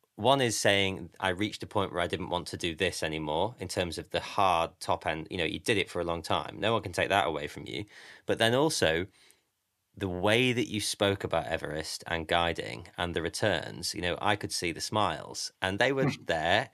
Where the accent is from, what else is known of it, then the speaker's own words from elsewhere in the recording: Grimsby, Yorkshire and the Humber, United Kingdom; I'm from Grimsby.